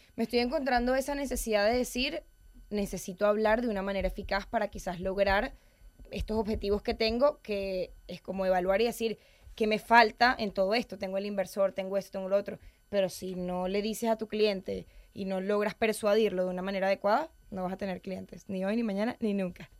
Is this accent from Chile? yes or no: no; Venezuela; moved away as an adult; now in Madrid, Spain; Soy venezolana.